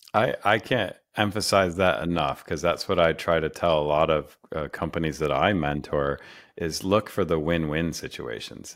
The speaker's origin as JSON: {"language": "English", "town": "Rochester", "region": "New York", "country": "United States", "tie": "born or raised there", "said": "I grew up in Rochester"}